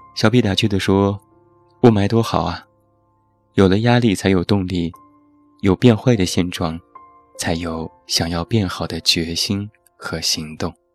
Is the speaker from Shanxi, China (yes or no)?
yes; Taiyuan, Shanxi, China; moved away as an adult; now in Beijing, China; 我的家乡山西太原